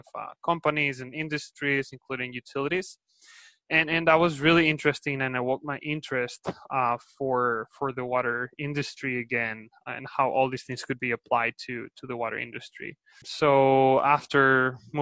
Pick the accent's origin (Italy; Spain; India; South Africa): Spain; accent: Spanish; English is a second language; moved away; also born or lived in Valencia / Berkeley, California; I'm originally from Spain, as you can tell by my accent.